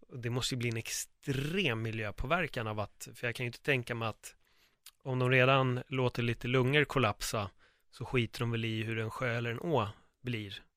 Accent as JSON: {"language": "Swedish", "country": "Sweden", "tie": "born or raised there", "said": "Jag är uppvuxen i Örnsberg"}